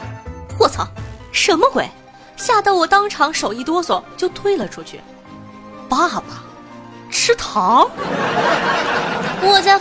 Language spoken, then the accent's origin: Chinese; Northeast China, China; 可能我这个人反应慢，再说我也是东北的。他一说大妹子，我就下意识的回了一句“欧了，大哥”，一股浓浓的大碴子味儿